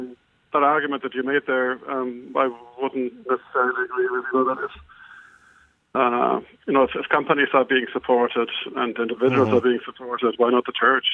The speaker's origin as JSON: {"language": "English", "country": "Germany", "moved": "yes", "said": "I'm from Germany originally."}